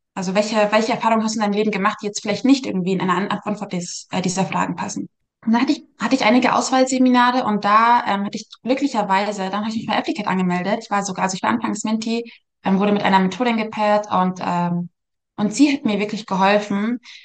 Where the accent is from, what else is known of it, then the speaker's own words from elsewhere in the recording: Munich, Bavaria, Germany; now in United States; ich komme aus München